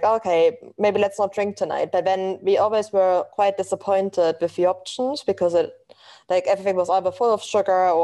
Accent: eastern Germany, Germany; English is a second language; moved away as an adult; now in London, United Kingdom; as you can probably tell from my accent, I'm originally from Germany.

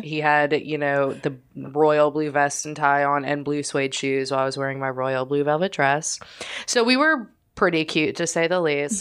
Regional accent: New Orleans, Louisiana, United States; I'm from New Orleans

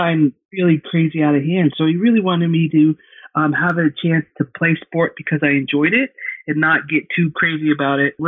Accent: Georgia, United States; I'm from Georgia

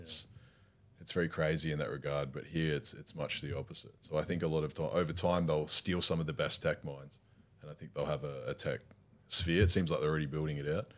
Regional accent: Warsaw, Masovian Voivodeship, Poland; we come from Warsaw, both come together, both live in the same building

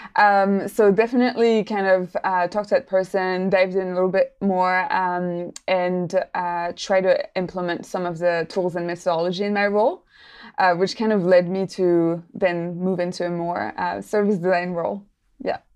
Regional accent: Paris, Île-de-France, France; moved away as an adult; now in New Zealand; I'm actually not from New Zealand originally. I'm French, so I come from Paris originally, uh, and I lived there for a while.

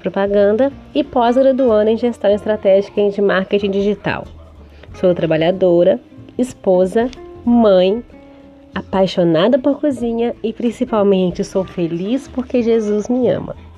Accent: Coronel Fabriciano, Minas Gerais, Brazil; eu sou de Coronel Fabriciano, região leste do estado de Minas Gerais.

